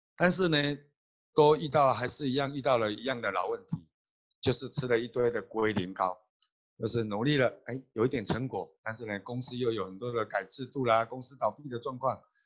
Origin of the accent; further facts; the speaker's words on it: Taiwan; 我是来自台湾的星光大师